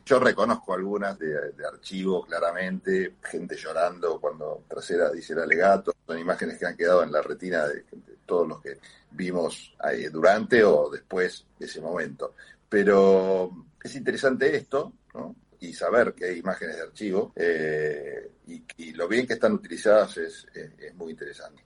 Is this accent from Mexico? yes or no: no; Argentina; Uno se ha acostumbrado como argentino ya a vivir en democracia